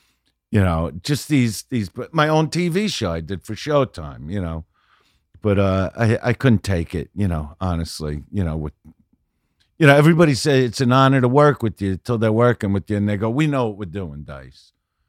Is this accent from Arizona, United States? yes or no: no; Brooklyn, New York, United States; And I'm from Brooklyn. I raise my boys.